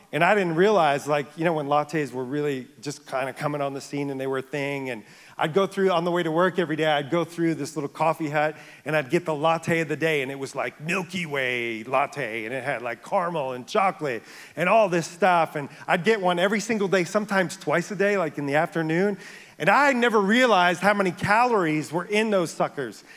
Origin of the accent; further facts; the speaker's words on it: near the Bronx, New York, United States; I grew up near the Bronx